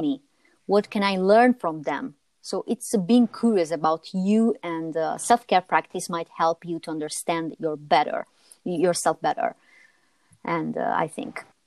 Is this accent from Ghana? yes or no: no; Italy; As Italian